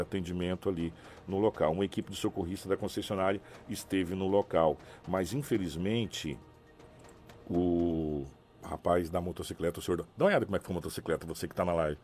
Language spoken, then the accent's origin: Portuguese; Mato Grosso, Brazil; also born or lived in Sinop; Nós somos cidadão mato-grossense